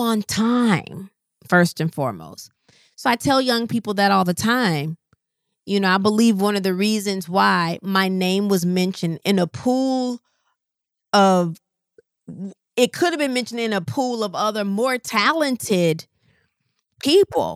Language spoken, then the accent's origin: English; Rockford, Illinois, United States; moved away as an adult; I'm from Rockford, Illinois. Like, it's not even Chicago